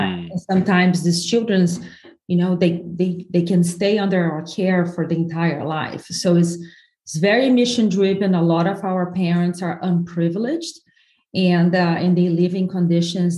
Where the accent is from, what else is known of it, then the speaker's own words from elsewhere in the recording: southern Brazil, Brazil; English is a second language; moved away as an adult; now in United States; I'm from the south of Brazil where Italians and Germans went